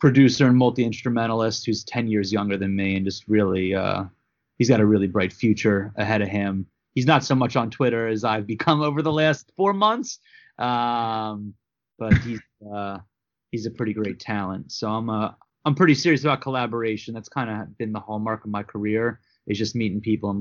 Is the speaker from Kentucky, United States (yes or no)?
no; Philadelphia, Pennsylvania, United States; I'm from Philadelphia.